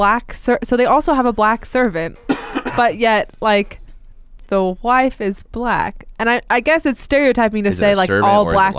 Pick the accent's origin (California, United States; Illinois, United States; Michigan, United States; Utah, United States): Utah, United States; Salt Lake City; I'm from Salt Lake, and I live really close to downtown